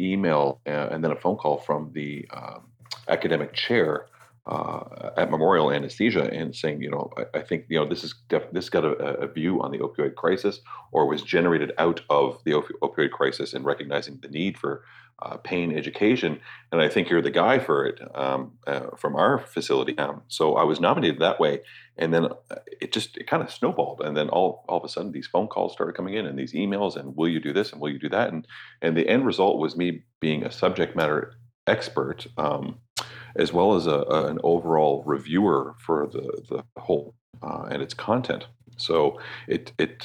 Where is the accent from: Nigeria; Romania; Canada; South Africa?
Canada; Toronto, Ontario; moved away as an adult; also born or lived in Ireland; now in Newfoundland, Canada; I was born and raised in Toronto. And then right after high school, like literally 2 weeks after graduating high school, my father shipped me off to Europe for my education